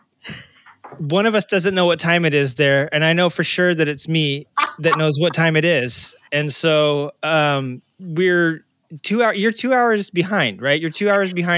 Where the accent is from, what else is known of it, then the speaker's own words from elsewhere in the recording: Arkansas, United States; now in California, United States; I am from Arkansas originally.